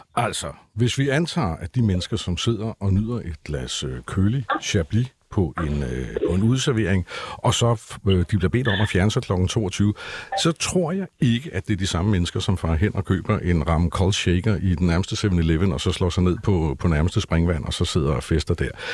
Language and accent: Danish; Copenhagen, Capital Region of Denmark, Denmark; vi er jo faktisk nogen, der har boet i København since forever